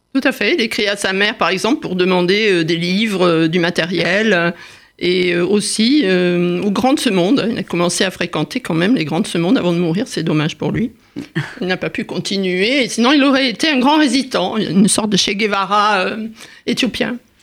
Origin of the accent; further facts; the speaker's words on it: Saint-Quentin-de-Caplong, Nouvelle-Aquitaine, France; moved away; also born or lived in Paris; mon village natal, à saint quentin caplan en Gironde